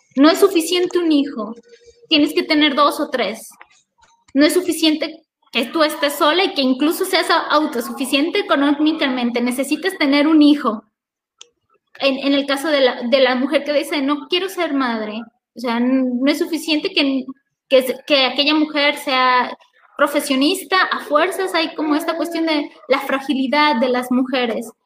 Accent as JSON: {"language": "Spanish", "country": "Mexico", "said": "historia que ya tenemos como mexicanos"}